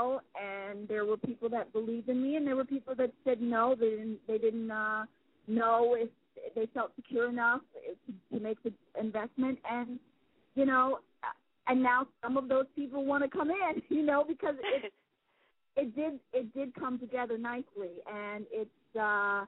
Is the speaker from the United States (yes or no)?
yes; Baltimore, Maryland, United States; now in Hollywood, United States; Baltimore is my hometown. I'm out in Hollywood now, but I'm a Baltimore girl